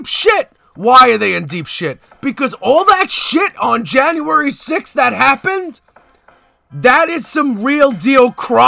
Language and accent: English; New York City, New York, United States; I'm from Canarsie, the Floss